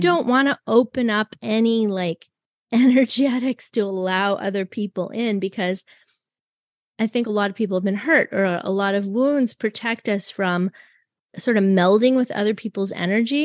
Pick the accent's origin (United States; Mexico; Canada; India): Canada; I'm French Canadian